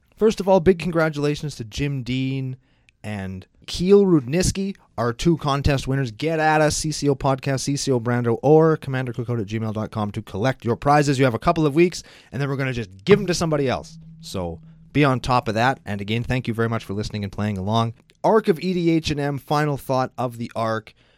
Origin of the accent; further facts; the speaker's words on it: Saskatchewan, Canada; we're from Saskatchewan